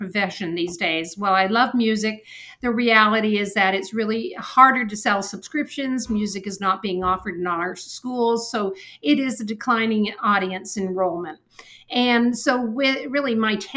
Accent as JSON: {"language": "English", "town": "St. Catharines", "region": "Ontario", "country": "Canada", "tie": "born or raised there", "also_born_or_lived": "Buffalo, United States", "moved": "as an adult", "lives_now": "Chicago, United States", "said": "I grew up in St. Catharines, Ontario, and that is close to Niagara Falls"}